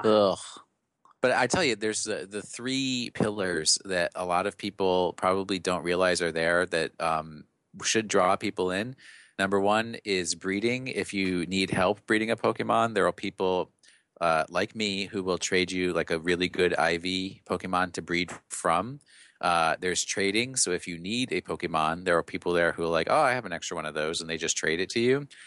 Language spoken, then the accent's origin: English; New York, United States; accent: New York; my New York accent